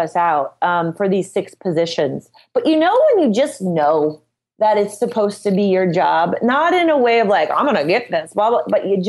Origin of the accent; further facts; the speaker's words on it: Midwest, United States; And, you know, I'm from the Midwest, so I'm just kind of no bullshit about everything.